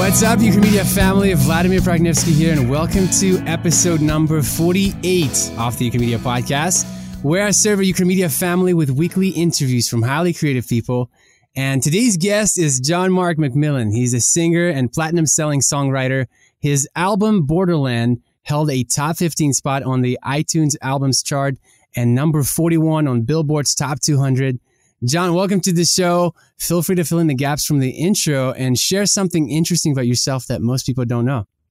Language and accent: English; Kyiv, Ukraine; now in United States; we grew up in Kiev, Ukraine